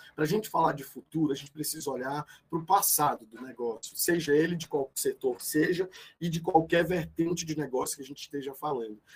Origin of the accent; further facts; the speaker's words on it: Novo Oriente, Ceará, Brazil; moved away; also born or lived in São Paulo; eu sou cearense, né? sou natural do interior do Ceará, de uma cidade pequenininha, 400 quilômetros de Fortaleza, e é, chamada Novo Oriente.